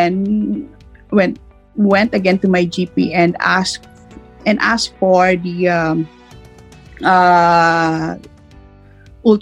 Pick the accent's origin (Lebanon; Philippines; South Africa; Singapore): Philippines; moved away as an adult; also born or lived in New Zealand; now in Melbourne, Australia; I was born in the Philippines, and we migrated to New Zealand.